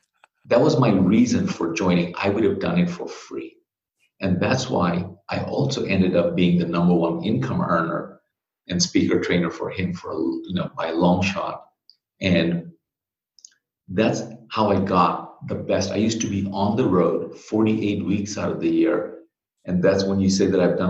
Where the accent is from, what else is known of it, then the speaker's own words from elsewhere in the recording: Bangladesh; moved away as an adult; now in United States; I'm originally from Bangladesh. I came here to go to school